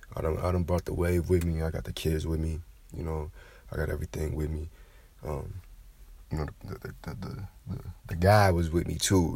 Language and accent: English; Kentucky, United States; now in Georgia, United States; Like I'm from the South originally. You know, I'm from Kentucky. I was born in Kentucky. Um, now I'm in Georgia.